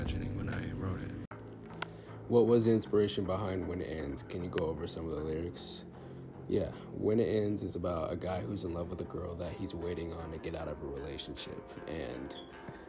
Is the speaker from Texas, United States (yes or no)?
yes; Cleburne, Texas, United States; I'm 17, I'm from Cleburne, Texas